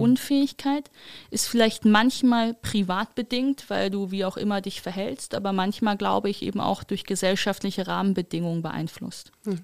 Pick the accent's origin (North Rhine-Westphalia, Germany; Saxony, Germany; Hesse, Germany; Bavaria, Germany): North Rhine-Westphalia, Germany; Wuppertal; Ich komme ja aus Wuppertal, das heißt, ich komme aus diesem alten christlich-demokratischen Arbeitnehmerschaftsland